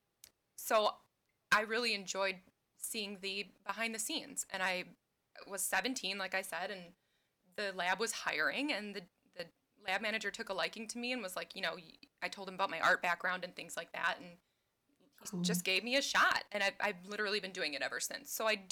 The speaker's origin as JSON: {"language": "English", "region": "southeastern Wisconsin", "country": "United States", "tie": "born or raised there", "said": "I was born and raised in southeastern Wisconsin, like right between Chicago and Milwaukee"}